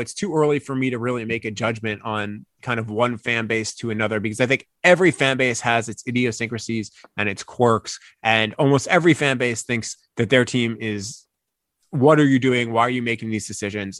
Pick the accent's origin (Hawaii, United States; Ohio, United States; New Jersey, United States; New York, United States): New York, United States; East Meadow; also born or lived in Atlanta; now in Michigan, United States; I grew up in East Meadow, New York